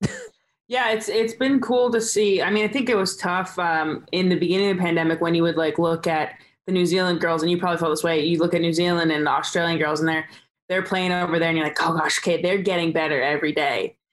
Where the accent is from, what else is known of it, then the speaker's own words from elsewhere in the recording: Southern California, United States; we're from Southern California